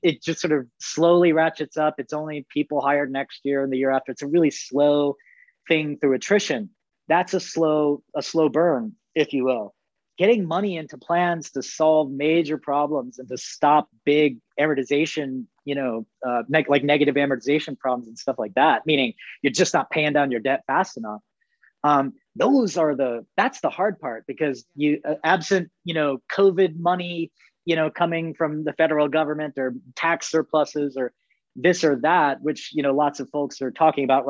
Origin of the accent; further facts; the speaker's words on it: Arizona, United States; That's my home state.